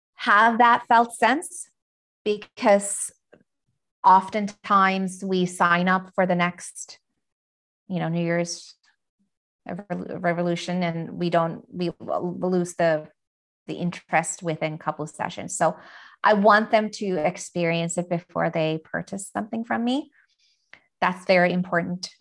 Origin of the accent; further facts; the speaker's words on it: Finland; I'm from Finland